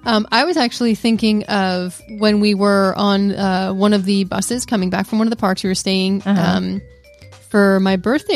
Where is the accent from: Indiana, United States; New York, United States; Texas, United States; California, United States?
New York, United States; We're from New York, so we don't really get like these massive downpours of like 10 minutes and stops.